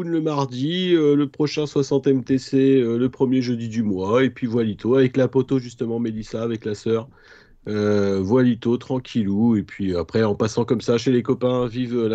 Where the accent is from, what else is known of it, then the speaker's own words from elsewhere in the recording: Nantes, Pays de la Loire, France; Moi aussi, je suis nantais à fond.